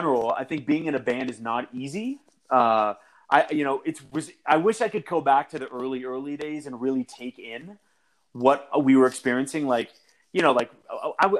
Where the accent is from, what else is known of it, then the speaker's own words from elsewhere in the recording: Pittsburgh, Pennsylvania, United States; we're from Pittsburgh